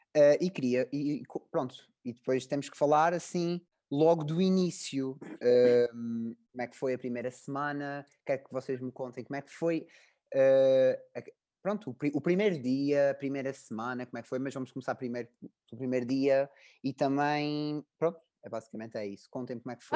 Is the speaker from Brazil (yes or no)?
no; Azores, Portugal; moved away as an adult; now in Coimbra, Portugal; eu sou dos Açores